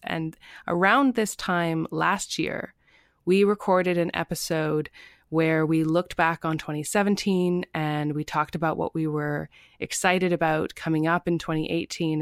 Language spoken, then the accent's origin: English; Ontario, Canada; moved away as an adult; also born or lived in prairies; now in British Columbia, Canada; I'm from Ontario originally